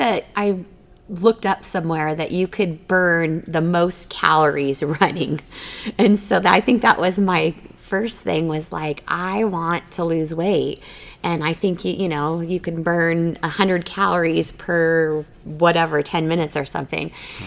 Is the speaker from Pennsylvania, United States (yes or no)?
no; Arizona, United States; now in Boise, United States; I'm originally from Arizona where it is, you know, 365 hot.